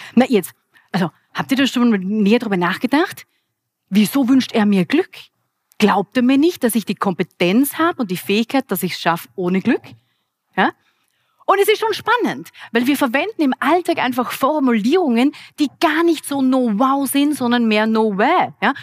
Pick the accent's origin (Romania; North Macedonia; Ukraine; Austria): Austria; Graz, Styria; Ich bin eine Grazerin und hier in Graz geboren